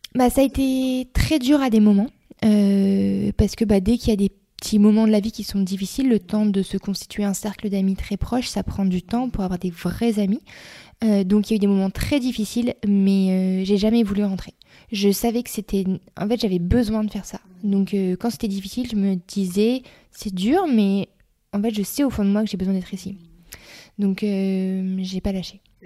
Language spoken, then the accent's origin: French; Reims, Grand Est, France; moved away as an adult; also born or lived in Australia; j'ai grandi dans l'Est de la France, à Reims